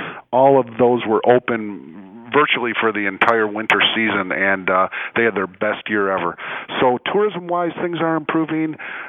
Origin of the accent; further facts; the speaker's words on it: Chicago, Illinois, United States; moved away as an adult; now in Muskegon, United States; I'm originally from the Chicago area, and I've been here since October of 2011.